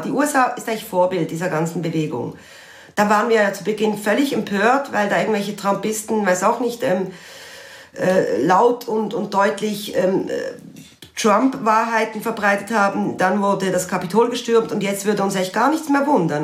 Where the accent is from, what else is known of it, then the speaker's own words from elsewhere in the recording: Basel, Basel-Stadt, Switzerland; bin selber Baslerin